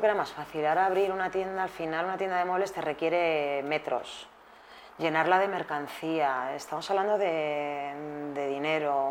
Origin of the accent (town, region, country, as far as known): Spain